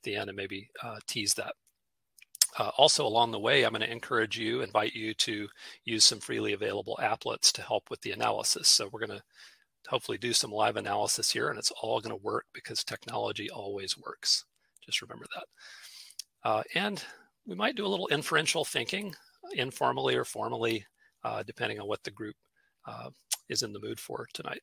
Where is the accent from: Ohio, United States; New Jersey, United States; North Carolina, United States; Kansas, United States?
North Carolina, United States; Charlotte; I'm coming to you from Charlotte, North Carolina tonight, my hometown